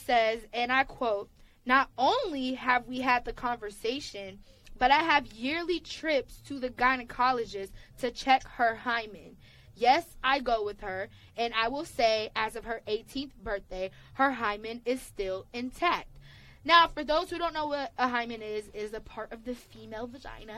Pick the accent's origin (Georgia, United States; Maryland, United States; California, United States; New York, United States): Georgia, United States; Atlanta; Y'all know I'm from Atlanta.